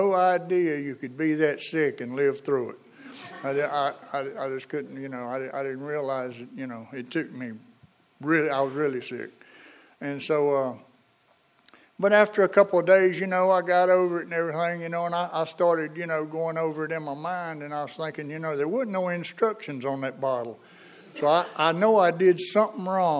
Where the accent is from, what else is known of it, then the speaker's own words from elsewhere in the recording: Eden, North Carolina, United States; I'm from Eden